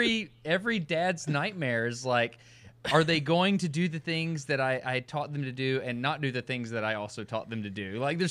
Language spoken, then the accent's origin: English; Alabama, United States; I'm an engineer from Alabama.